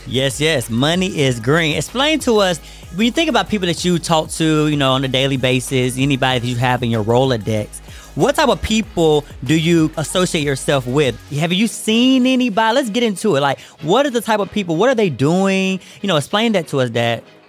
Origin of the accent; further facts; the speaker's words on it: United States; now in Atlanta, United States; I'm here to, you know, my hometown